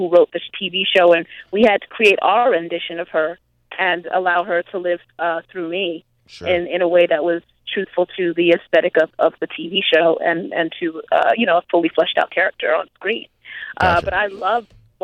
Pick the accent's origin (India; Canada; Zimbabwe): Zimbabwe; also born or lived in Grinnell, Iowa, United States; now in United States; I grew up in Zimbabwe